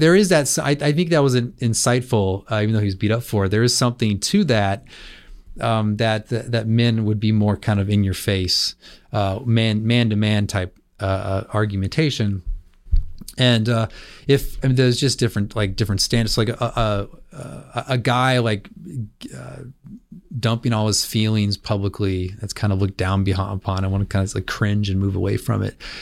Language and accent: English; California, United States; I grew up in California